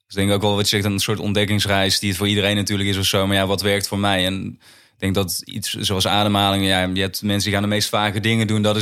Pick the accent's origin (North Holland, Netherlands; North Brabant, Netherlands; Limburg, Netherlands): Limburg, Netherlands; Tenminste, ik ben zelf ook in Limburg opgegroeid. Ik heb dat altijd als best wel veilig, rustig juist er